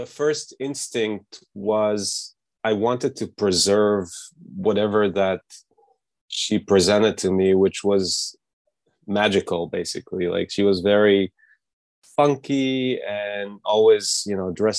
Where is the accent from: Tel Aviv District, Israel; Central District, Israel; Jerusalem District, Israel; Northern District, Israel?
Central District, Israel; Netanya; also born or lived in Los Angeles; now in New York, United States; my hometown, Netanya, in Israel, which is a small beach town, Mediterranean Sea.